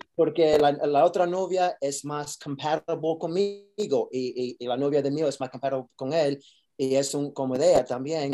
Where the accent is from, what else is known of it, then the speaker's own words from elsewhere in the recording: New York, United States; Spanish is a second language; yo soy de Nueva York